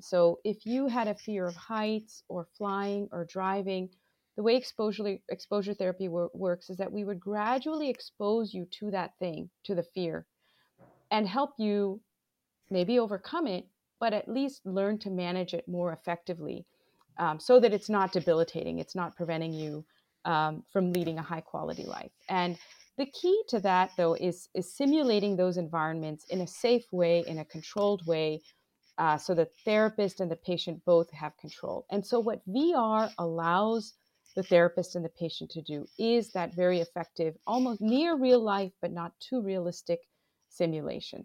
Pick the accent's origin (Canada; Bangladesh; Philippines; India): Bangladesh; moved away as an adult; now in United States; I am originally from Bangladesh. I grew up between the U S and Bangladesh.